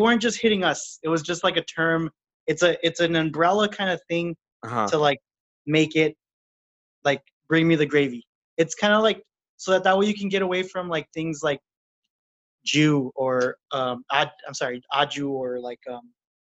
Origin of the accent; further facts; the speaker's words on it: United States; I am from, you know, the border